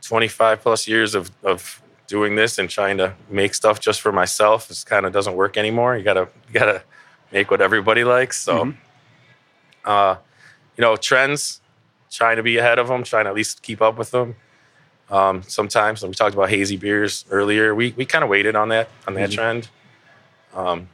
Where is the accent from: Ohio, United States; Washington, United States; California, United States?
Ohio, United States; Cleveland; also born or lived in Lakewood, Ohio; I was born and raised here in Cleveland.